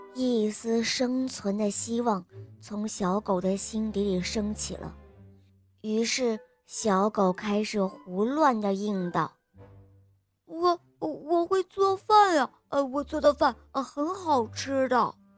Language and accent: Chinese; Shanghai, China; 今年六岁了，我来自上海。